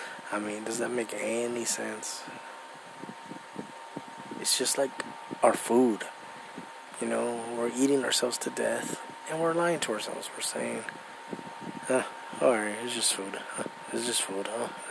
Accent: United States; I'm American, I was born here

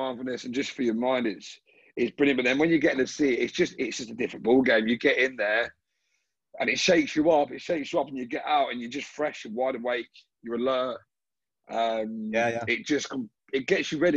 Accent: Brighton, South East England, United Kingdom; now in Sydney, Australia; I'm from Brighton in the UK, and I live in Sydney.

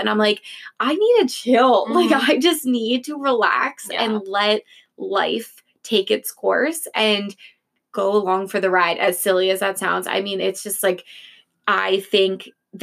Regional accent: Philadelphia, Pennsylvania, United States; we're from Philly

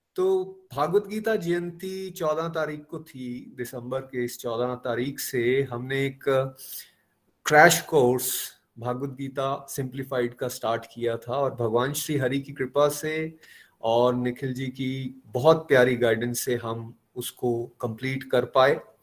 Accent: Chamba, Himachal Pradesh, India; मैं चंबा का रहने वाला हूं

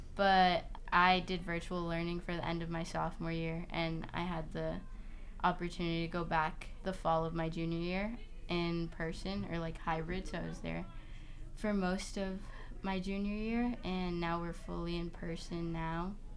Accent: Boston, Massachusetts, United States; I'm from East Boston, it's a really small

